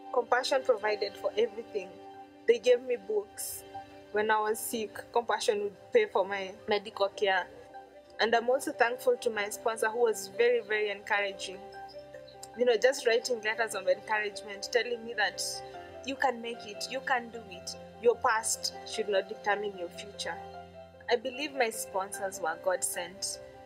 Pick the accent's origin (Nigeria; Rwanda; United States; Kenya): Kenya; I'm from Kenya. Growing up with a single parent in the slum was very, very difficult for me